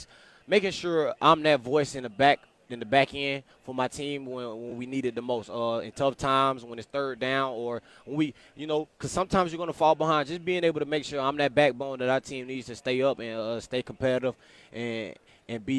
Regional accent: Florida, United States; moved away as an adult; now in Kansas, United States; I'm from Florida

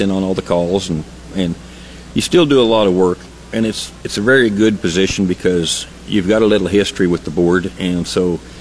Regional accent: Oklahoma, United States; I'm from Oklahoma, and it's tough down there

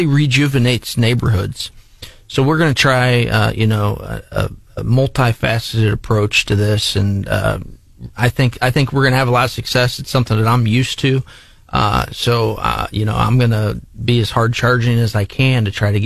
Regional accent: Jefferson City, Missouri, United States; also born or lived in Moberly, Missouri; back in my hometown

